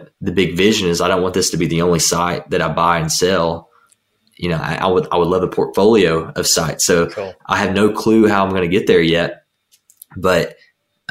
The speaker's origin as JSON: {"language": "English", "region": "Kentucky", "country": "United States", "said": "I'm from Kentucky."}